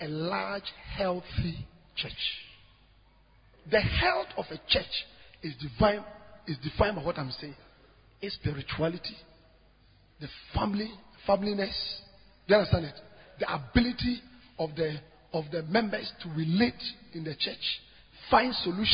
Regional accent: Ghana

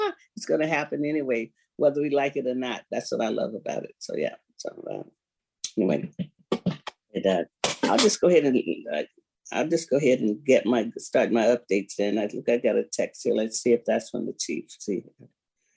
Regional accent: Florida, United States; now in Seattle, United States; I grew up in Florida

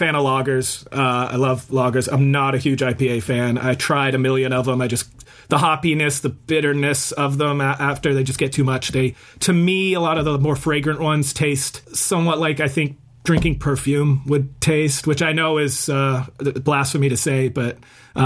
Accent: Northampton, East Midlands, United Kingdom; moved away; I was born in Northampton, England. And so we were living over in England at the time.

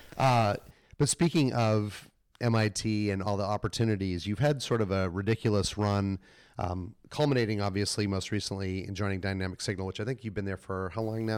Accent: Melrose, Massachusetts, United States; moved away; also born or lived in Boston; I grew up in Melrose, just outside of s, the city, lived in the city

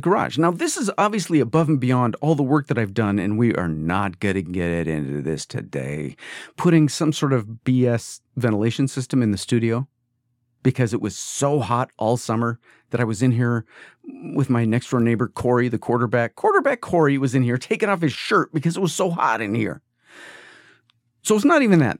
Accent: East Coast, United States; now in California, United States; this is California and I grew up on the East Coast.

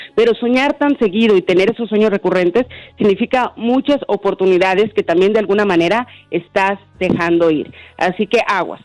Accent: Honduras; now in Nashville, United States; yo estoy en mi país, que me voy para mi país, yo soy de Honduras

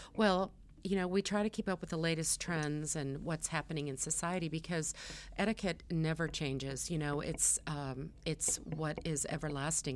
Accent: California, United States; I was born in California. I'm a California girl, and my first dollar I earned as a lifeguard

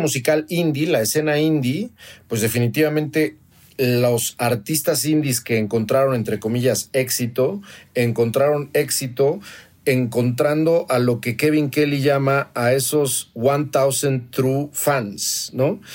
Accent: Toluca, State of Mexico, Mexico; la colonia Sánchez, que es donde vengo en la ciudad de Toluca, Estado de México, donde estudié la preparatoria

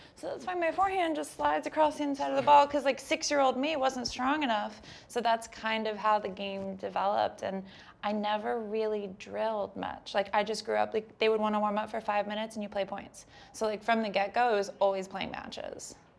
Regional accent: Delaware, United States; I grew up playing on lightning fast indoor courts in Delaware

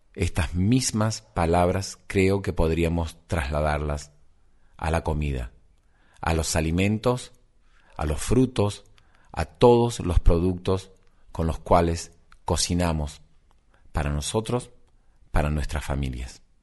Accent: Argentina

